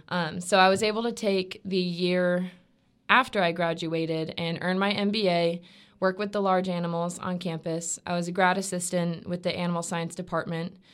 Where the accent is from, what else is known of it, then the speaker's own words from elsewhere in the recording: Stuart, Florida, United States; also born or lived in North Georgia; I'm from Stuart, Florida, um, which is about three hours south of Gainesville